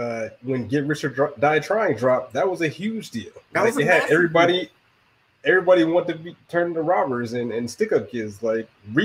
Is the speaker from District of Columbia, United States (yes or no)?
no; Augusta, Georgia, United States; also born or lived in Italy; I was born in Italy, but I'm from Augusta.